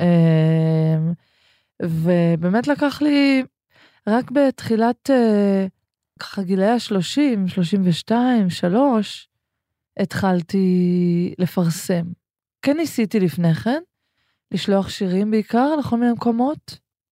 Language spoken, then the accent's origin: Hebrew; Ganei Tikva, Central District, Israel; הרבה חוויות מהספרייה הציבורית בגני תקווה, שם גדלנו